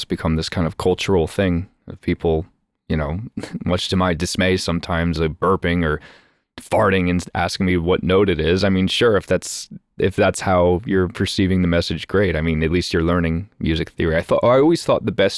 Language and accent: English; United States